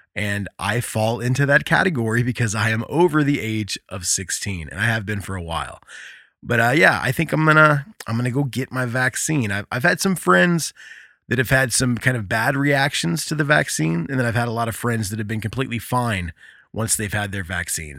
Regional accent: Indiana, United States; my home state of Indiana

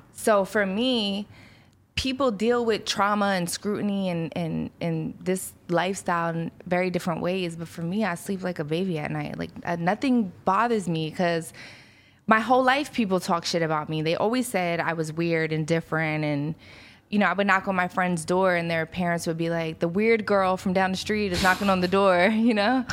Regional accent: Philadelphia, Pennsylvania, United States; moved away; I grew up in South Philly

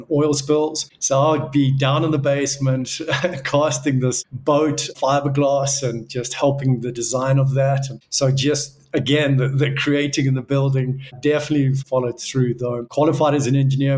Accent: Johannesburg, Gauteng, South Africa; Yes, I was raised in South Africa, born in Johannesburg.

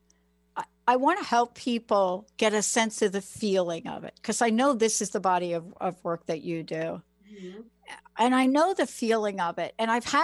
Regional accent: New York City, New York, United States; I'm a kid from the Bronx. I'm a kid from the projects

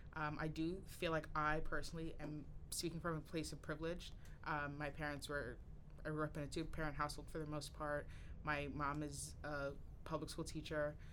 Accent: Newark, New Jersey, United States; moved away as an adult; also born or lived in East Orange, New Jersey; I grew up in East Orange and Newark, New Jersey, primarily

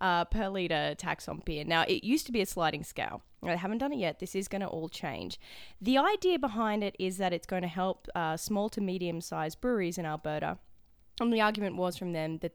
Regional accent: Australia; accent: Australian English; now in Edmonton, Canada; as an Australian

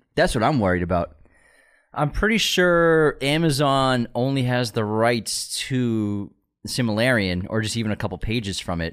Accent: United States; I'm American

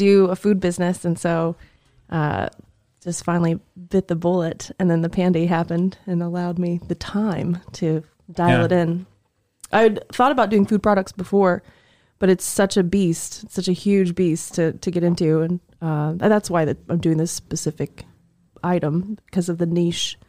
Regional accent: Sweetser, Indiana, United States; moved away as an adult; now in Indianapolis, United States; where I come from, the land of Sweetser, Indiana. It's this tiny little town about an hour and a half north of here

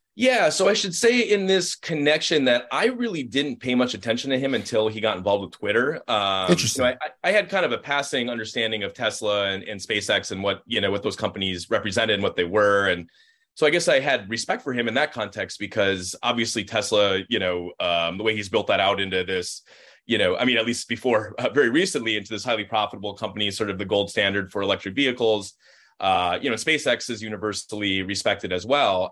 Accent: Minnesota, United States; being a Minnesotan

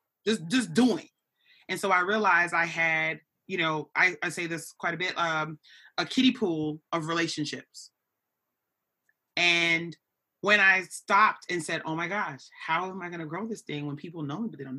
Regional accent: New York City, New York, United States; I grew up in New York City

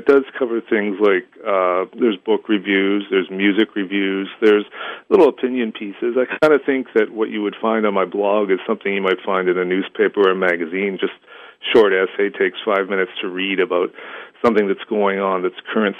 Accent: Canada; As a Canadian writer

